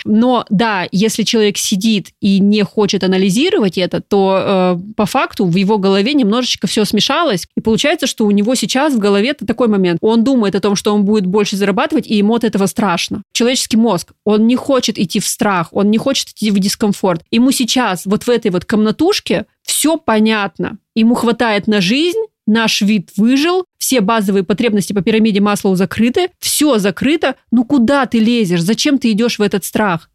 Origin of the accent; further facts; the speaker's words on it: Krasnodar, Krasnodar Krai, Russia; я, например, из Краснодара